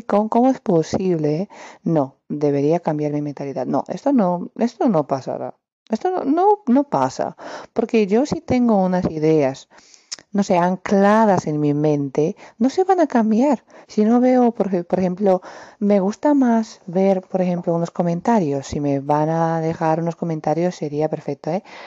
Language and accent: Spanish; Romania; Spanish is a second language; Soy de Rumanía